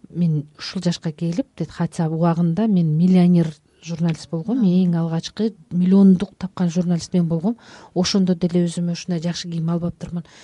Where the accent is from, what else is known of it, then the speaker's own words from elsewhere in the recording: Chatkal, Jalal-Abad Region, Kyrgyzstan; moved away; ошол туулуп өскөн чаткал